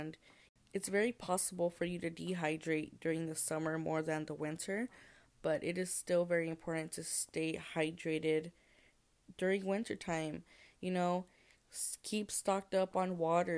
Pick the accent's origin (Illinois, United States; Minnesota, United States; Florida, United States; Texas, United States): Texas, United States; I'm from Texas, so it does not get that cold here in Texas